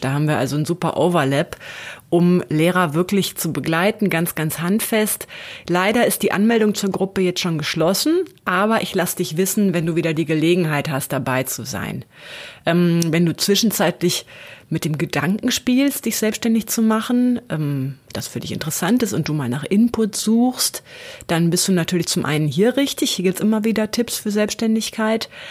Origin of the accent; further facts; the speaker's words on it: Lower Saxony, Germany; Ich bin auch gebürtige Niedersächsin und war da, bin da auch zur Schule gegangen.